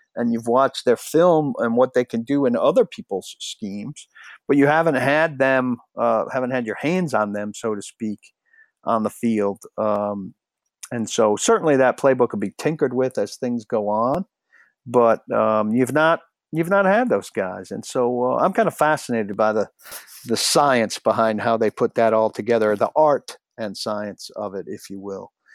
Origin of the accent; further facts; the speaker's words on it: Nashville, Tennessee, United States; I was from Nashville